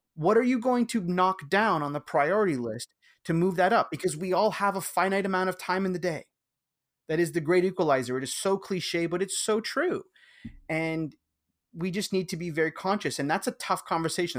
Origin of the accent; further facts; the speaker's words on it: Canada; I'm Canadian